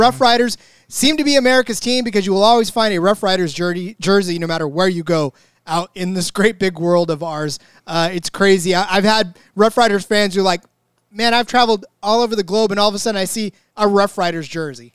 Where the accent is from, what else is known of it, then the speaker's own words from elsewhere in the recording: United States; We, we are American fans of the sport